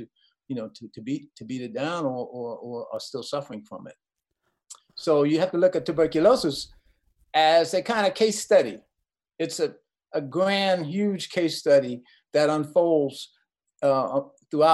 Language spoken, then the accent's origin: English; New York City, New York, United States; also born or lived in Queens, New York / Ohio; I'm a New York kid. You know, I grew up in Brooklyn, and then our family moved out to Queens